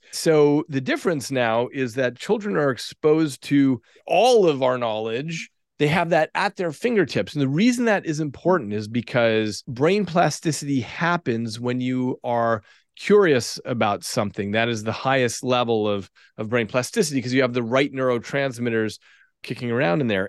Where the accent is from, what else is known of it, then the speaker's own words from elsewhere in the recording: Albuquerque, New Mexico, United States; I grew up in Albuquerque, New Mexico